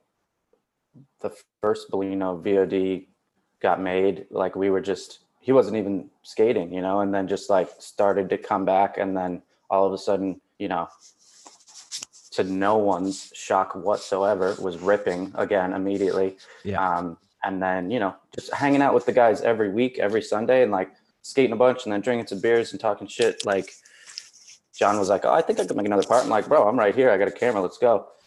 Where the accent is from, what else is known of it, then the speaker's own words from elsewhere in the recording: Milford, Connecticut, United States; moved away as an adult; now in Los Angeles, United States; my hometown of Milford, Connecticut